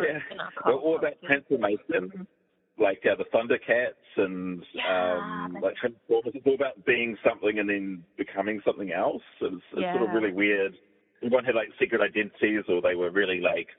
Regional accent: New Zealand; over here we get like a lot of the English, like the British, like food, because we're like a British colony

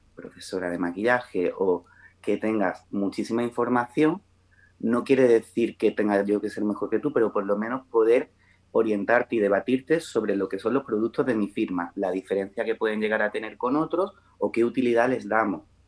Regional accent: Melilla, Spain; also born or lived in Málaga; now in Granada, Spain; yo soy de Melilla, pero vivo en Granada

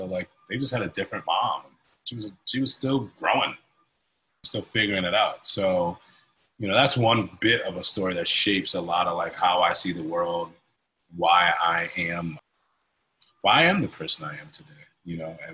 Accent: Hartford, Connecticut, United States; moved away as an adult; now in Philadelphia, United States; I grew up in Hartford, Connecticut. I'm not a Philadelphian by birth. Came here at 18

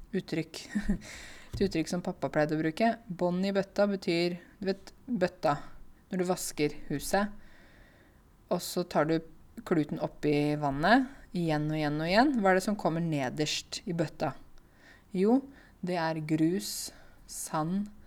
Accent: Norway; jeg er norsk og lys i huden

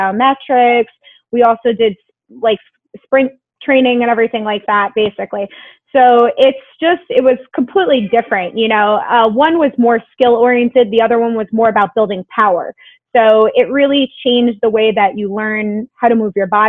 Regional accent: Long Island, New York, United States; I'm from Long Island.

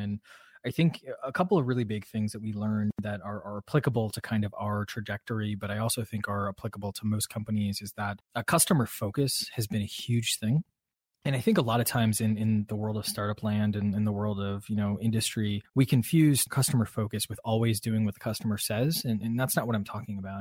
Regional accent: Midwest, United States; I'm a Midwesterner

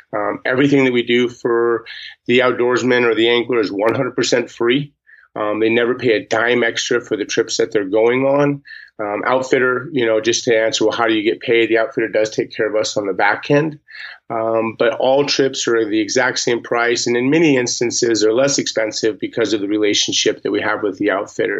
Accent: Montana, United States; born and raised in Montana

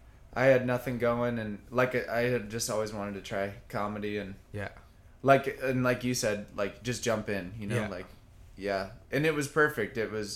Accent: South Carolina, United States; born there; also born or lived in Alaska / Vermont; I grew up in, I was born in South Carolina, lived in North Carolina.

